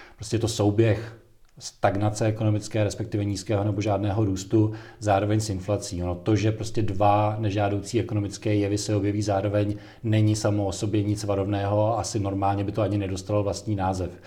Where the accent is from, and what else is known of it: Czechia